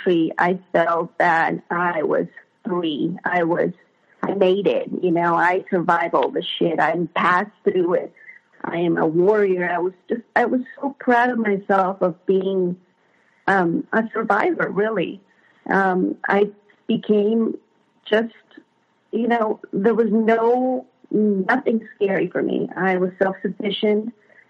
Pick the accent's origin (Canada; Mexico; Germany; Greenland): Mexico; moved away as an adult; now in United States; I wasn't born in the U.S., I was born in Mexico. And in 95, I was about 19, I moved to the U.S.